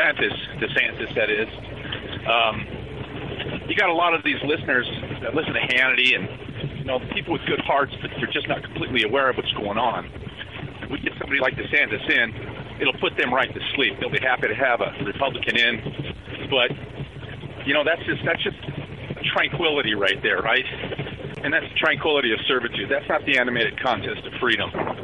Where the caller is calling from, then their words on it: Colorado, United States; I'm from Colorado.